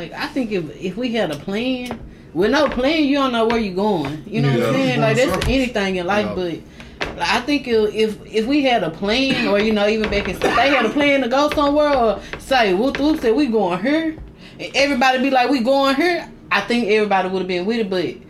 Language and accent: English; Mississippi, United States; I'm just from Mississippi.